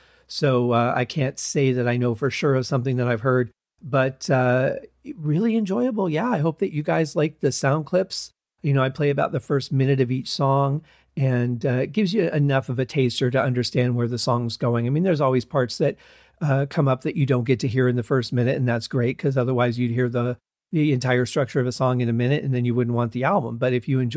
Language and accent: English; Michigan, United States; moved away as an adult; I was raised in Michigan